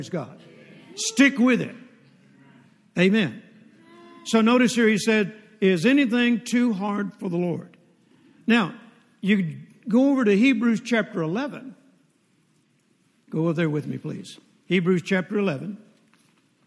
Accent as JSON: {"language": "English", "region": "Mississippi", "country": "United States", "tie": "born or raised there", "also_born_or_lived": "Fort Worth, Texas", "moved": "yes", "said": "When I was born in Mississippi"}